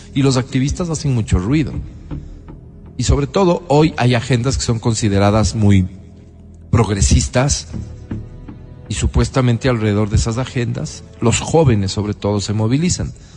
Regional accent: Quito, Pichincha, Ecuador; los quiteños

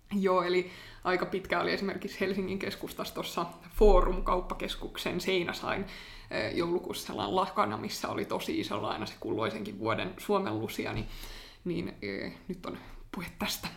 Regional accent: Finland; mä oon suomenruotsalainen kaksikielinen ja käynyt aina ruotsinkielistä koulua

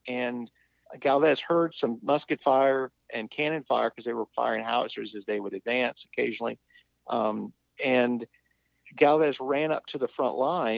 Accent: Pensacola, Florida, United States; when I was growing up in Pensacola

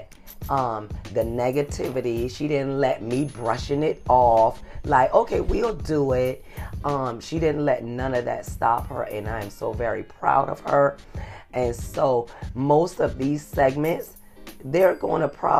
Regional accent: South Carolina, United States; accent: Geechee; moved away; I'm from South Carolina, and I wanted to bring up, I've been giving her lessons on how to talk Geechee

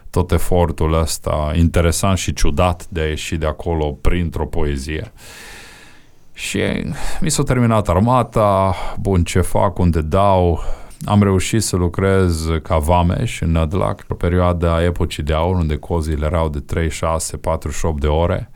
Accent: Romania; din România

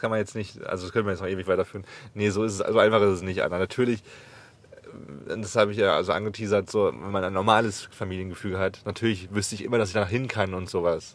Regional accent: Germany; moved away; dass ich nach Deutschland zurückgehe und, m, bei meiner Mutter lebe

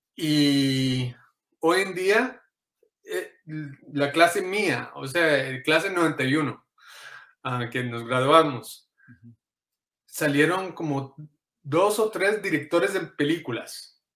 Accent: Inglewood, California, United States; also born or lived in Costa Rica; soy de acá, de Los Ángeles, California. Eh, eh, en realidad enfocado sería Inglewood, California.

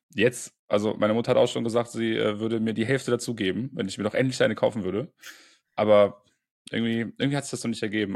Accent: Bonn, North Rhine-Westphalia, Germany; moved away; Bonn, meine alte Heimat

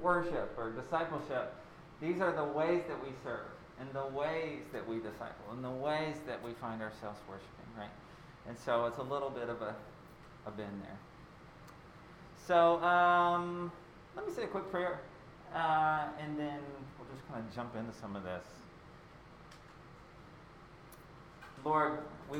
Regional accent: Pilioka, Tennessee, United States; I grew up in Pilioka, Tennessee

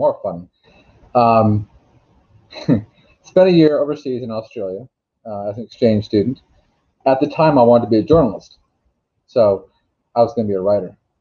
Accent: Alaska, United States; I went up to Fairbanks, which is the real engineering school where I grew up in Alaska

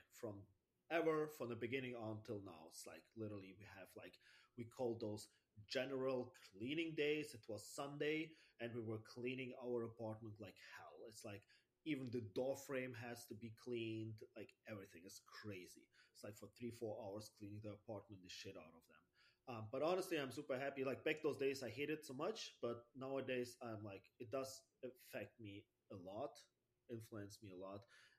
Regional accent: Germany; English is a second language; also born or lived in Russia; I was born in Russia, and I was living there since I was 5. Then we moved all together back to Germany. And this is why I live in Germany since 30 years.

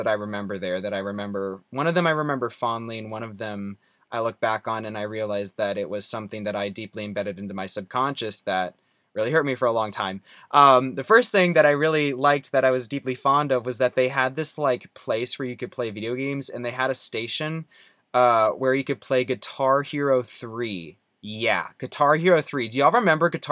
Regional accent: Rowlett, Texas, United States; born or raised there; also born or lived in Wisconsin

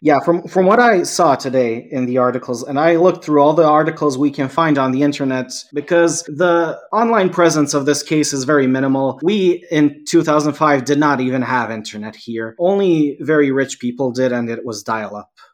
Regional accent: Serbia; English is a second language; also born or lived in Canada; I was here in my home country

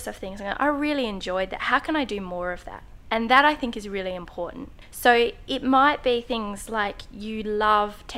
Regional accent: Adelaide, South Australia, Australia; in Adelaide, where I live

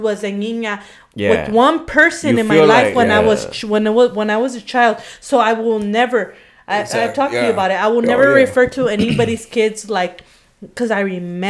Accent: Ontario, California, United States; We're all from Ontario. We're all from Ontario. We're coming from the same hoods. We're coming from the city.

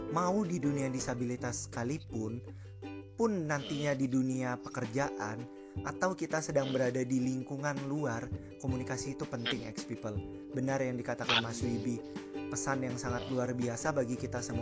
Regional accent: Jambi, Indonesia; nanti mampir hmm. ke kampungku ya mas Jambi mas

